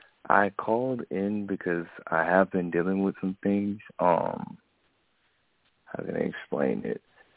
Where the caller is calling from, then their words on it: Jacksonville, Florida, United States; I'm … from Jacksonville, Florida.